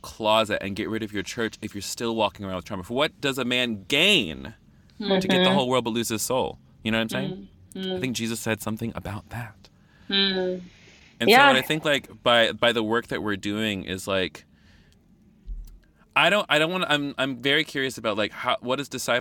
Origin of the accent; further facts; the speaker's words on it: the South, United States; I'm from the South